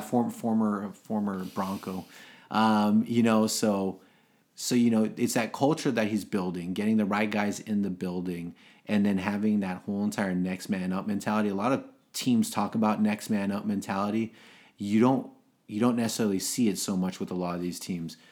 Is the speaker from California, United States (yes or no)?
yes; Los Angeles, California, United States; I was born in Los Angeles, so I was an L A Raider